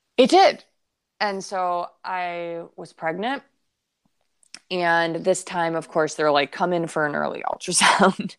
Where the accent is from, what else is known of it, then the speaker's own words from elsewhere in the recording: Detroit, Michigan, United States; moved away; we're from Detroit